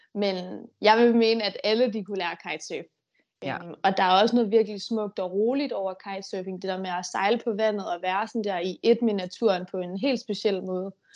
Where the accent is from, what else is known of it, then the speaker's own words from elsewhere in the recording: Denmark; hjemme i Danmark